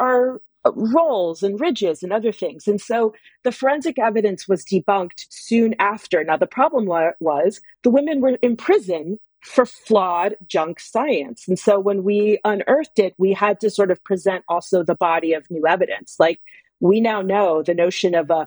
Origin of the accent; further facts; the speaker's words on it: Texas, United States; I grew up in Texas.